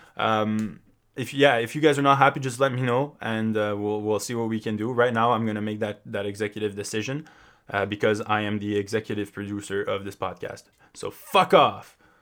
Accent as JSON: {"language": "English", "town": "Montreal", "region": "Quebec", "country": "Canada", "tie": "born or raised there", "said": "my hometown of Montreal"}